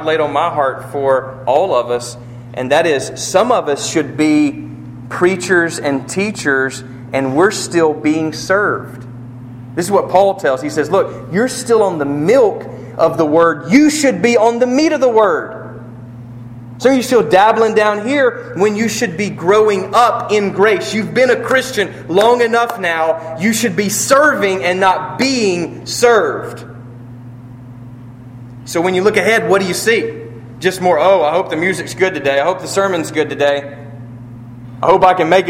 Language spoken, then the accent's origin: English; United States; we're American